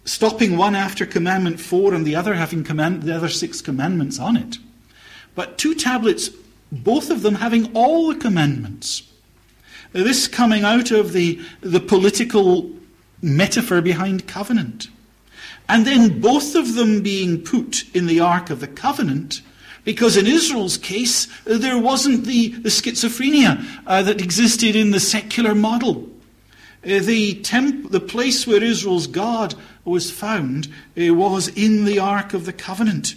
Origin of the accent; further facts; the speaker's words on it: Scotland, United Kingdom; as a Scotsman